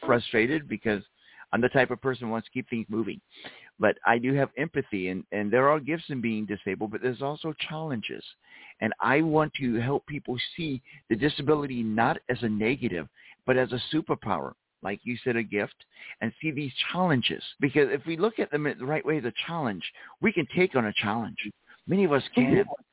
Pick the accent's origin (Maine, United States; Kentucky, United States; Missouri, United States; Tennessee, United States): Missouri, United States; St. Louis; I'm originally from St. Louis, Missouri.